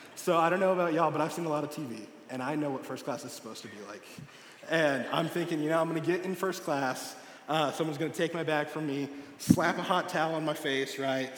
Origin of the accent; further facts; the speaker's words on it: Texas, United States; now in Springfield, United States; I'm from Texas